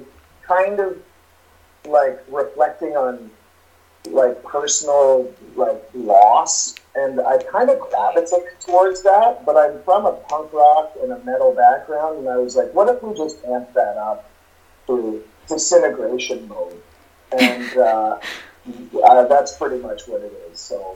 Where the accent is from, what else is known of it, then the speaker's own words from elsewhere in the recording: Canada; accent: Canadian; I could go full on Canadian